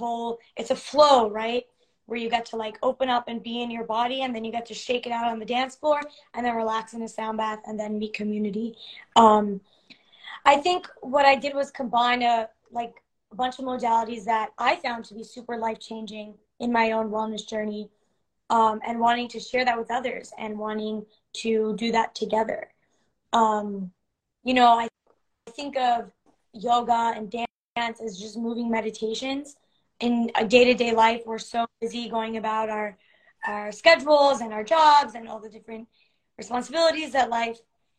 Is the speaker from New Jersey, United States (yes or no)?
yes; New Jersey, United States; moved away as an adult; now in Los Angeles, United States; I am originally from New Jersey. I've lived in LA about 5 years now